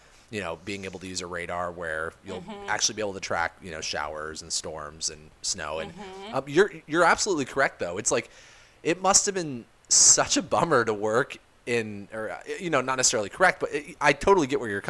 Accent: Palm Springs, California, United States; moved away; I started in the Palm Springs, California market, which is also my hometown

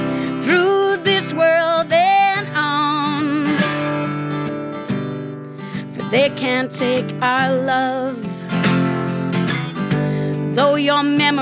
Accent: Charlottetown, Prince Edward Island, Canada; got on a plane back to my hometown of Charlottetown, did a show, 8:30 the next morning.

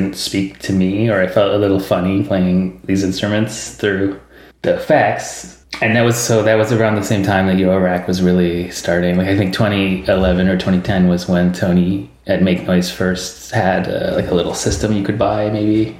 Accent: Vancouver, British Columbia, Canada; I'm from Vancouver

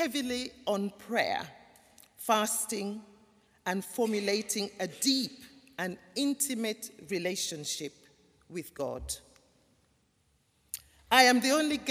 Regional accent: Gambia; moved away; also born or lived in London; I was born in the Gambia in West Africa, a small country

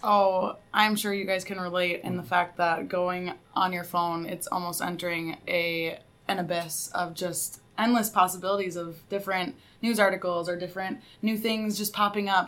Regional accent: Sioux Falls, South Dakota, United States; moved away as an adult; now in Mankato, United States; I'm from Sioux Falls, South Dakota

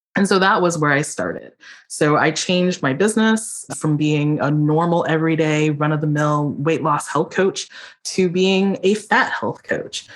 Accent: Philadelphia, Pennsylvania, United States; I was born in Philadelphia

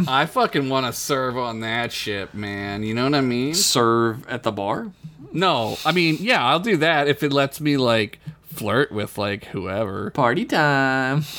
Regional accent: Oklahoma, United States; Locals thought it was so weird I was from Oklahoma.

